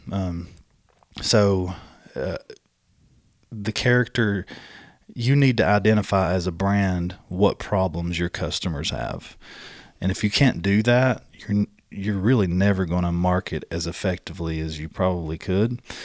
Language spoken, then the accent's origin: English; Southeast, United States; It's only because I'm from the Southeast.